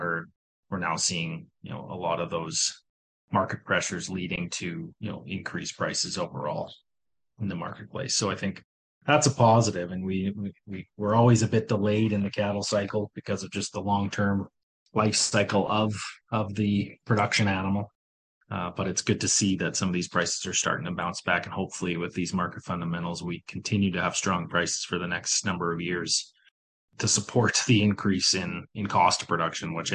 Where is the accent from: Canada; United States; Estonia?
Canada; Miami, Manitoba; also born or lived in Winnipeg; my hometown is near Miami